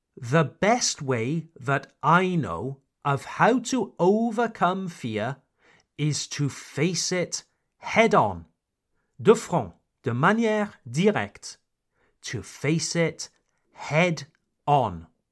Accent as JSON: {"language": "English", "country": "United Kingdom", "moved": "yes", "lives_now": "France", "said": "I am a British expatriate living in France"}